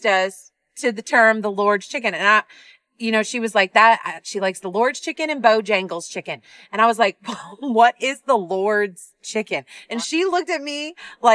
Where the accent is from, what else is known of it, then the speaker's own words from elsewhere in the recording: Midwest, United States; now in North Carolina, United States; I did not know Cookout until I moved to North Carolina. I'm from the Midwest.